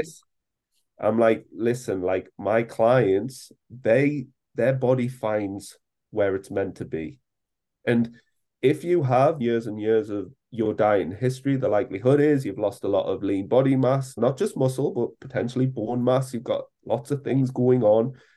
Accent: England, United Kingdom; as us British all

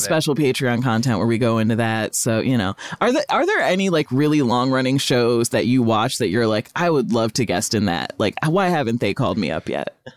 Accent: Rockford, Illinois, United States; moved away as an adult; also born or lived in New England; I grew up in Rockford, Illinois

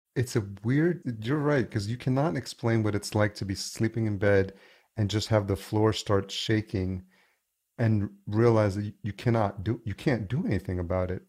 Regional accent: New York, United States; moved away as an adult; also born or lived in Los Angeles, California; now in Minneapolis, United States; I grew up in New York

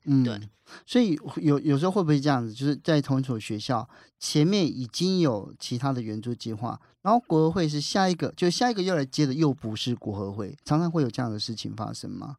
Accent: southern Taiwan, Taiwan; 我们南部的孩子

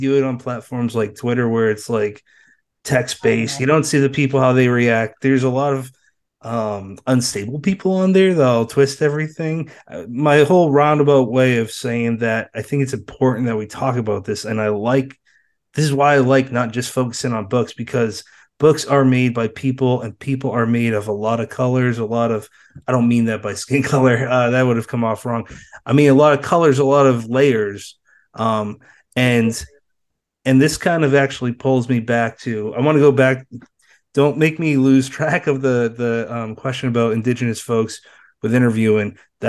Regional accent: East Coast, United States; and I'm from the East Coast, never even been close to your side of the world

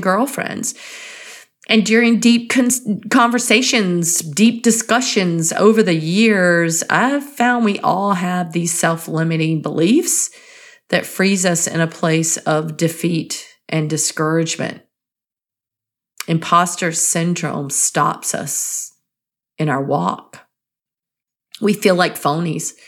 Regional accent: North Carolina, United States; I grew up in North Carolina, and I can say this because I did grow up there and our language is a bit different.

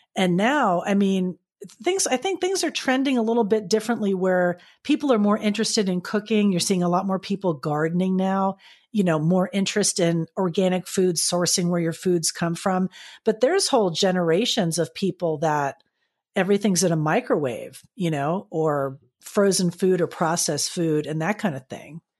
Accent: Florida, United States; growing up in Florida

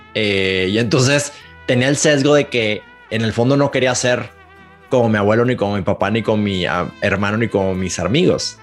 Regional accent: Monterrey, Nuevo León, Mexico; accent: Monterrey; now in Mexico City, Mexico; nací en Monterrey. Para los que, si nos están escuchando en México, ya se van a dar cuenta que tengo un acento de Monterrey, aunque vivo en la Ciudad de México

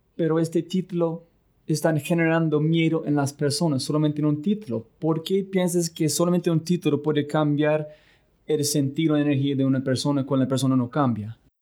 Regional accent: United States; Spanish is a second language; moved away; soy un gringo

